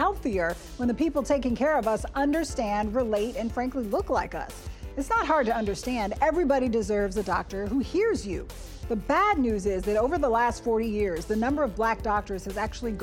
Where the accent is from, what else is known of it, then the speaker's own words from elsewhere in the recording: New York, United States; New York State is one of those. That's my home state